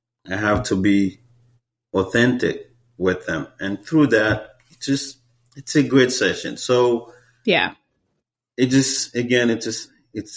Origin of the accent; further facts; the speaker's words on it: Haiti; English is a second language; now in Seattle, United States; So as an immigrant, like for me, as a Haitian